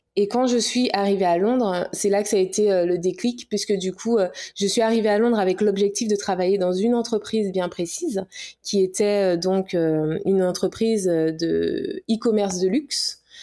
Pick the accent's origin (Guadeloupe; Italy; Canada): Guadeloupe; also born or lived in Paris; guadeloupéenne, hein, fière de l'être